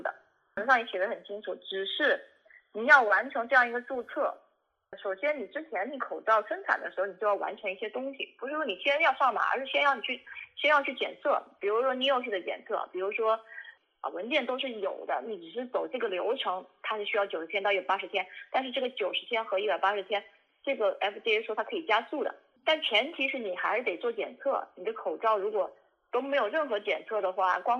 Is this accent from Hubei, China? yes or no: yes; Wuhan, Hubei, China; 我是武汉的医生，我也是武汉人，我在武汉学了八年的医